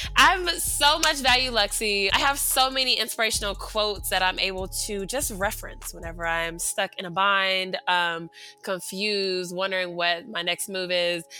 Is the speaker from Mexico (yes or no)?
no; Atlanta, Georgia, United States; now in Los Angeles, United States; I live in Los Angeles, but I'm from the A, Southside Atlanta, Zone Three.